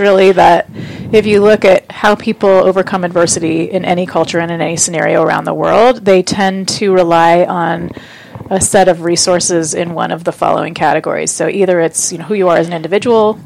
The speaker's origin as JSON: {"language": "English", "town": "Oakland", "region": "California", "country": "United States", "tie": "born or raised there", "also_born_or_lived": "New York City", "moved": "as an adult", "lives_now": "Seattle, United States", "said": "I grew up in California, in Oakland"}